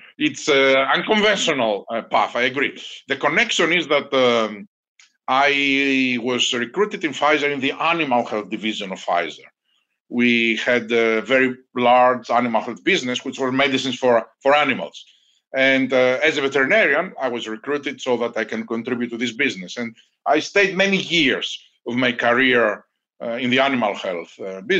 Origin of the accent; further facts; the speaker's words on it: Thessaloniki, Central Macedonia, Greece; moved away as an adult; I grew up in Greece, in a city called Thessaloniki.